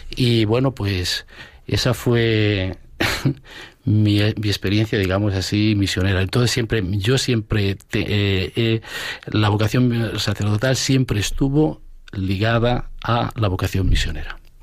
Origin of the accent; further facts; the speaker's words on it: Asturias, Spain; moved away; also born or lived in Getafe / Brazil; Yo soy de Asturias, nacido en Asturias